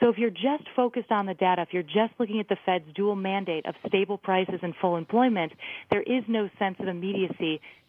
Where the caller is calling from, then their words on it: New York City, New York, United States; Right now, I'm calling from New York City.